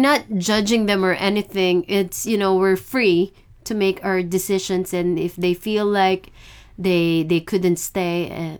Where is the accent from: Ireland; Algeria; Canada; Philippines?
Philippines; moved away; I came from the Philippines, so it wasn't too hard.